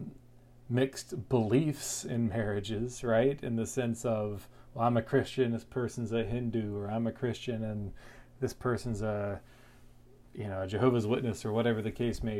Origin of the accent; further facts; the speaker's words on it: North Carolina, United States; moved away as an adult; now in Florida, United States; I moved from North Carolina, where I grew up, to Florida to take a job